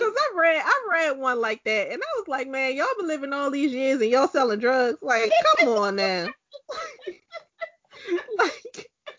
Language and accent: English; Baltimore, Maryland, United States; I'm from Baltimore.